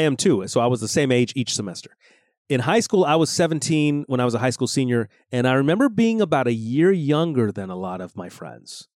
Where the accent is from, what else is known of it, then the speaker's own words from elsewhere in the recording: Los Angeles, California, United States; growing up in Los Angeles